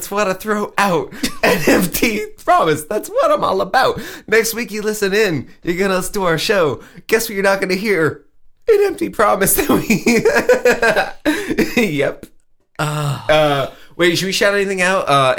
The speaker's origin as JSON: {"language": "English", "region": "the South", "country": "United States", "said": "I'm from the South and I am gay."}